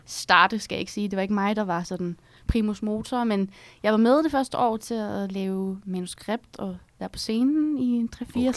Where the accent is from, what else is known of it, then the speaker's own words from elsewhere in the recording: Herning, Central Denmark Region, Denmark; moved away as an adult; now in Copenhagen, Denmark; Jeg er fra Herning